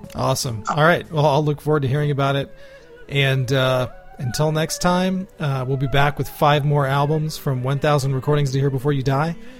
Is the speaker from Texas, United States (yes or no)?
yes; Houston, Texas, United States; growing up in Houston